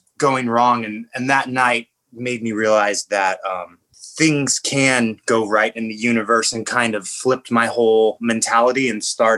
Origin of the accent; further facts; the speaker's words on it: Southern California, United States; I was growing up in Southern California